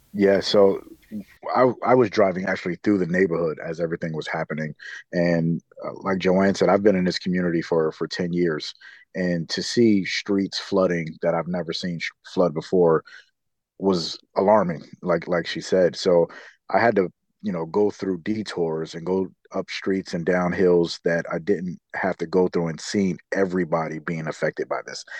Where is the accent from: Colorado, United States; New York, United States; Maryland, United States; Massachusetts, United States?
New York, United States; New York City; now in San Diego, United States; I'm from New York City